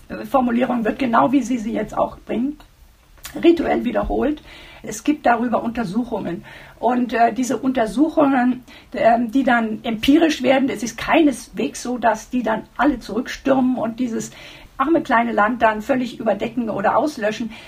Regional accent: Germany; wir uns äh, als Deutsche

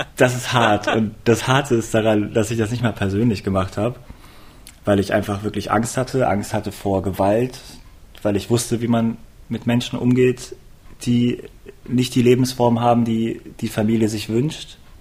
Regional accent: Hanover, Lower Saxony, Germany; now in Cologne, Germany; ich bin in Hannover aufgewachsen.

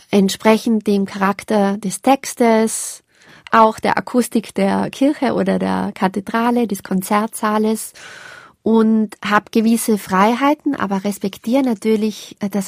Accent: Tyrol, Austria; Das ist was, was mich jetzt als Tirolerin natürlich auch fasziniert.

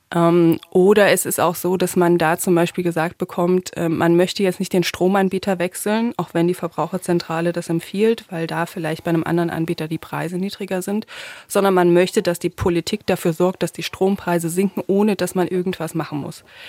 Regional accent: Thuringia, Germany; moved away; also born or lived in Saxony; also ich bin ja in Thüringen aufgewachsen

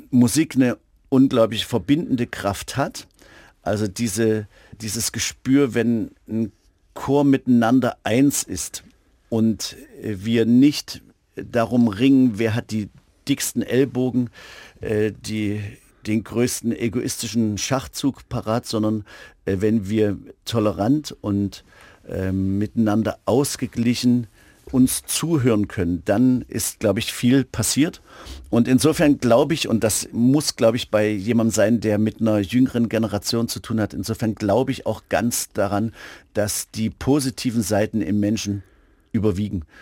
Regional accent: Germany; ich bin ja in DDR-Zeiten zur Schule gegangen

